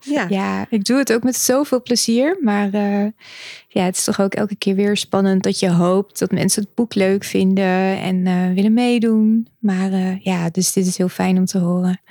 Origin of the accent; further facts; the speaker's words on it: Utrecht, Netherlands; now in The Hague, Netherlands; ik ben eigenlijk geboren in Utrecht